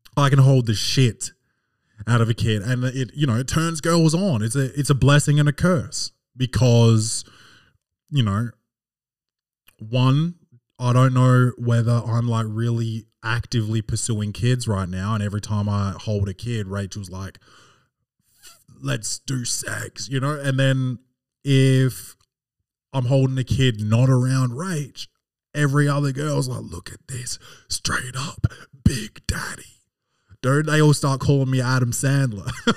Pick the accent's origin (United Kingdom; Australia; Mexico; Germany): Australia; I'm I'm Australian, not American.